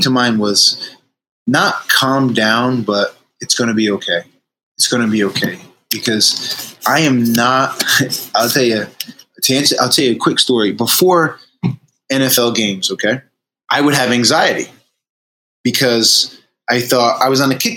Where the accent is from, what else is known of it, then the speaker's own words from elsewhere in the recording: Fall River, Massachusetts, United States; the kid who grew up in Fall River, Massachusetts